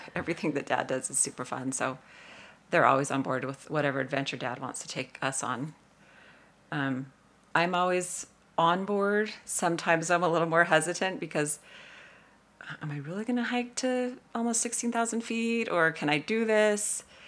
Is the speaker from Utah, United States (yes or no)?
yes; St. George, Utah, United States; I'm from Saint George, Utah, and, uh, came from a family who was always super active at getting outside